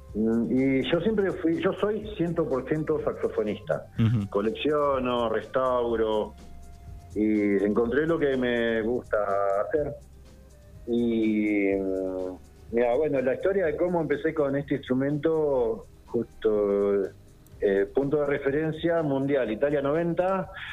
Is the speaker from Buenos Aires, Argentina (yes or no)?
yes; Isla Paulino, Buenos Aires, Argentina; moved away as an adult; now in Carhué, Argentina; yo soy de, de Isla Paulino, de la costa oeste del Río de la Plata